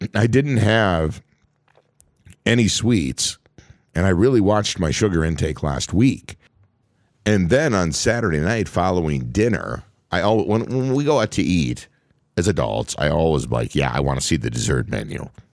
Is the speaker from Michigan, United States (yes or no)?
no; Minnesota, United States; born and raised in Minnesota